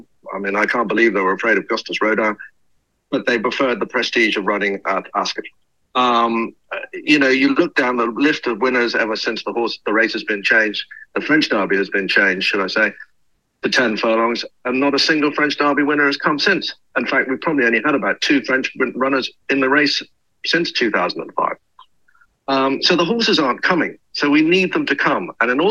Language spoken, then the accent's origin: English; Kildare, Leinster, Ireland; I grew up in Kildare.